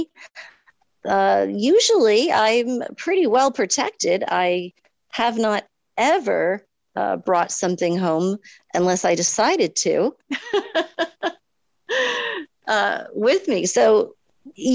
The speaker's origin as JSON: {"language": "English", "town": "Mystic", "region": "Connecticut", "country": "United States", "tie": "born or raised there", "said": "my hometown of Mystic, Connecticut"}